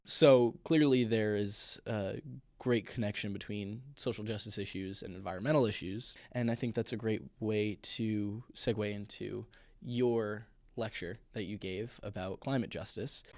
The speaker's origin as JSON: {"language": "English", "town": "Bellport", "region": "New York", "country": "United States", "tie": "born or raised there", "said": "I'm from Belport, New York"}